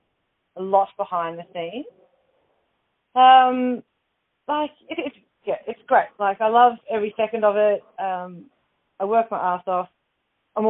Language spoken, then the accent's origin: English; Torquay, Victoria, Australia; I did my work experience at the age of 15 at a local gym where I grew up in Torquay